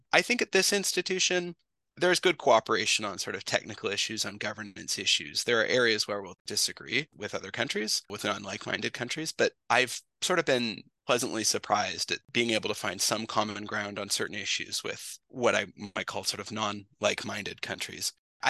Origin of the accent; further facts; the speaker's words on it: Western Canada, Canada; I mean, I'm from Western Canada. I've been working to learn French for a long time.